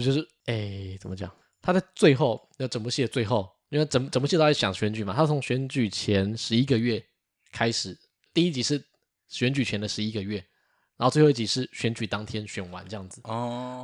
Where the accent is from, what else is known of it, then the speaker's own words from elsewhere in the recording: Taiwan; 我们台湾人